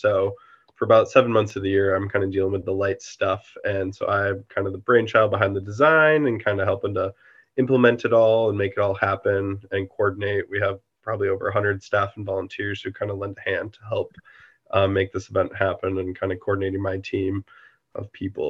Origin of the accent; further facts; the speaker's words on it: Buffalo, New York, United States; moved away as an adult; now in Maine, United States; I grew up in Buffalo, New York area.